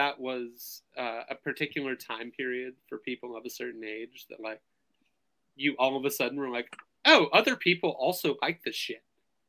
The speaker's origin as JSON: {"language": "English", "region": "the South", "country": "United States", "said": "I'm from the South"}